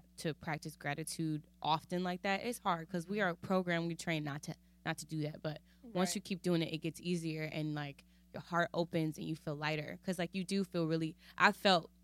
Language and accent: English; United States; I'm still from here